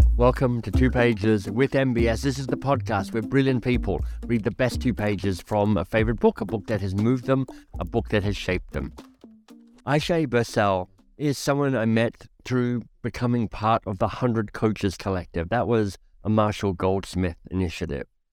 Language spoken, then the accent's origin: English; Australia; also born or lived in United Kingdom / United States; now in Canada; I left my home country of Australia, detoured through the U K and the U S, and landed in Canada